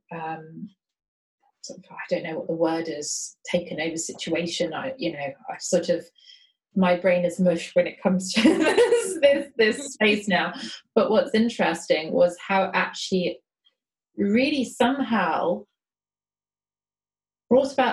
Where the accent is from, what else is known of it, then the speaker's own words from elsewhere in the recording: London, United Kingdom; I grew up in South London, a very kind of, you know, mixed area